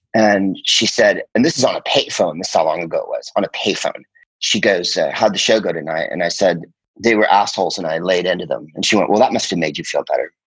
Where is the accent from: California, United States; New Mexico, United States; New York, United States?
California, United States; San Carlos; also born or lived in Phoenix, Arizona; I'm from San Francisco, and uh, you know that has a definite influence on you when you're from the Bay Area